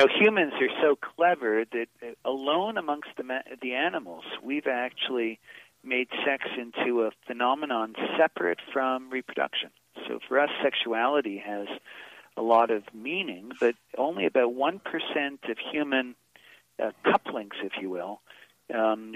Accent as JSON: {"language": "English", "town": "Boston", "region": "Massachusetts", "country": "United States", "said": "I'm from Boston"}